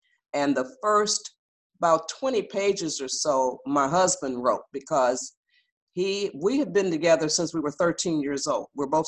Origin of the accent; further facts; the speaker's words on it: Detroit, Michigan, United States; born there; I'm the oldest of seven. I was born in Detroit, Michigan.